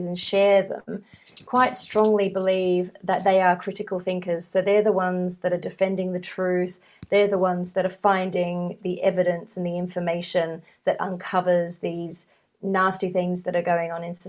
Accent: Australia; I'm from Australia

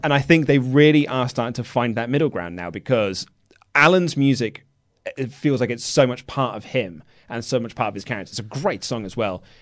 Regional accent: United Kingdom; we're British

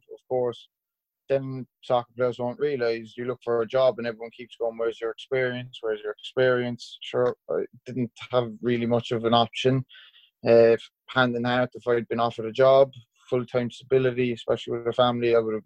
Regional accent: Cork, Munster, Ireland; Cork's my hometown club

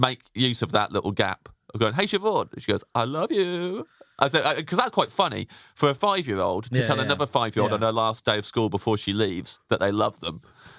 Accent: Kettering, East Midlands, United Kingdom; accent: Kettering, Northamptonshire; it's Kettering, Northamptonshire.

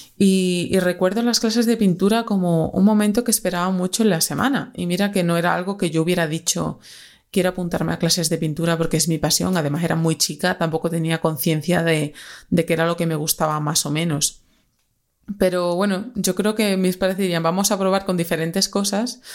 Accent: Extremadura, Spain; moved away as an adult; now in Madrid, Spain; soy una extremeña que ya lleva 10 añitos, bueno, más de 10 añitos ya en Madrid

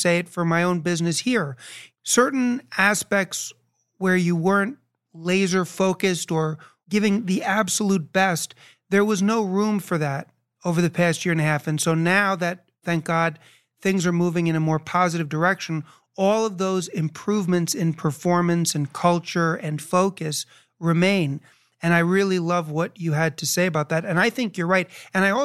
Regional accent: New York, United States; moved away; I haven't lived in New York for a while, but I was born and raised in New York

